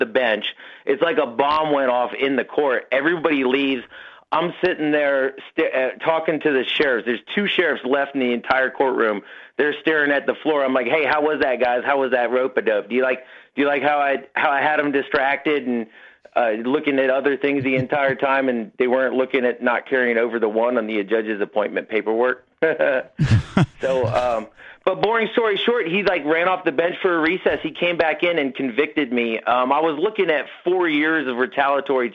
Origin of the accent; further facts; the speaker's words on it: Gulf Coast Texas, United States; I'm a Gulf Coast Texan